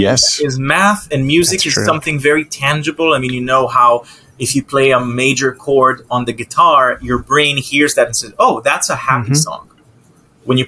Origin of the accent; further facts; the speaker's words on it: Israel; now in United States; I moved to the States 7 years ago, but, you know, I'm from Israel.